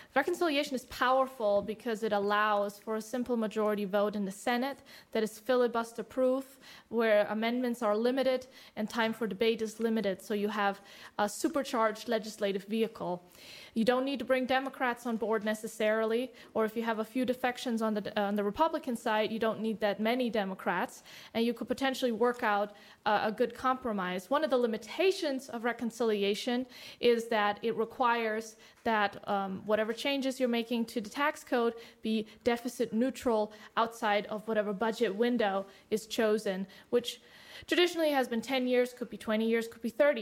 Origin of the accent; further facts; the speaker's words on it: Germany; now in United States; I come from Germany